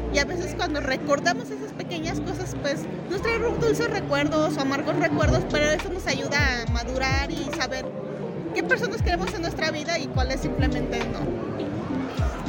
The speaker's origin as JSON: {"language": "Spanish", "town": "Guadalajara", "region": "Jalisco", "country": "Mexico", "said": "yo soy artista plástica, soy de Guadalajara, Jalisco"}